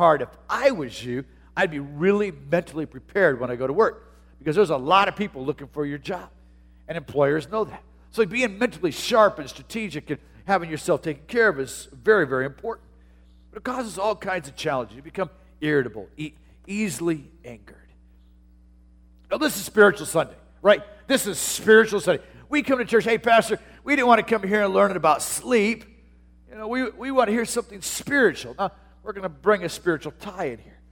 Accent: Tucson, Arizona, United States; moved away as an adult; also born or lived in Portland; my hometown in Tucson, Arizona

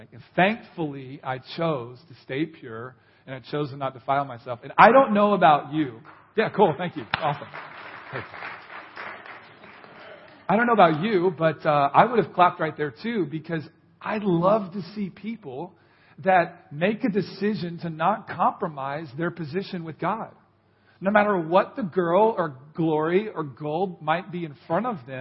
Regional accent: Orlando, Florida, United States; moved away as an adult; I grew up in Orlando

